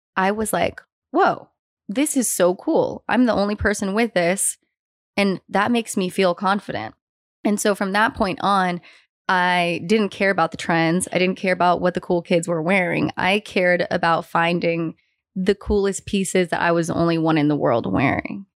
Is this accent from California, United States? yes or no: yes; San Francisco, California, United States; I grew up in San Francisco